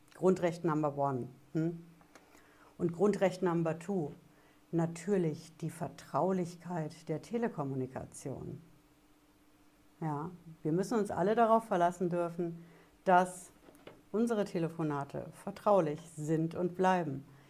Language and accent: German; Germany; bei uns in Deutschland